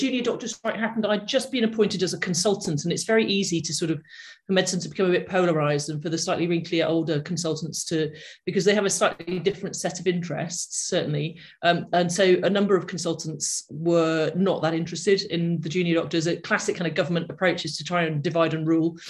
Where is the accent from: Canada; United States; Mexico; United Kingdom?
United Kingdom; the Northwest, North West England; my background is that I grew up in the Northwest